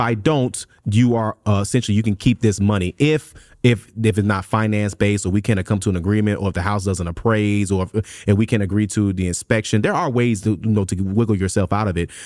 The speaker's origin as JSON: {"language": "English", "town": "Memphis", "region": "Tennessee", "country": "United States", "moved": "yes", "said": "I'm from Memphis, Tennessee originally"}